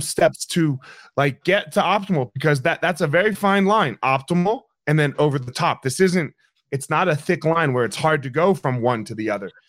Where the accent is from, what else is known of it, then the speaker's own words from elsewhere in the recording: New Jersey, United States; I grew up in South Jersey.